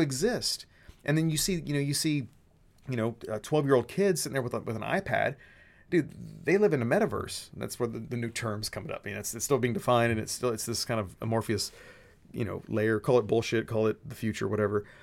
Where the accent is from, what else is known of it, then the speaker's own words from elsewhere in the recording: Texas, United States; my dad raised me saying, you know, be a Texan first, American second. That's how Texans think. We're, we're Texan first, American.